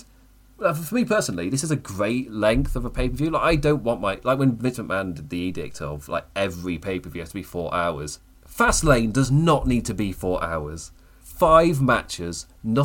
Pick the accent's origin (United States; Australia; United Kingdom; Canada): United Kingdom; England; I'm English.